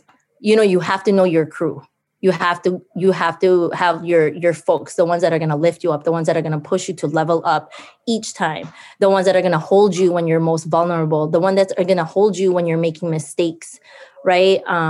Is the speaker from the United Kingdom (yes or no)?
no; Philippines; now in St. Paul, United States; I think like growing up in the Philippines, there was that scarcity piece, but you know, moving and immigrating here, Dakota lands of, especially here in Mnisiska and east side of St. Paul